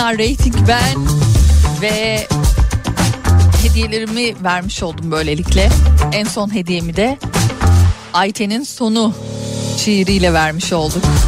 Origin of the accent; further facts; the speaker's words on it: Istanbul, Turkey; now in Berlin, Germany; doğma büyüme bir İstanbullu olarak ve kökeni dört kuşak İstanbul'da yaşayan birisi olarak